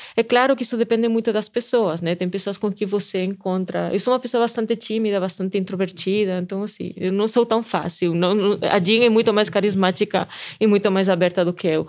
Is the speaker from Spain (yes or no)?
yes; Spain; accent: Spanish; Portuguese is a second language; moved away as an adult; also born or lived in Canada; now in Brazil; eu sou espanhola, dá para perceber pelo sotaque, né? Que eu não sou daqui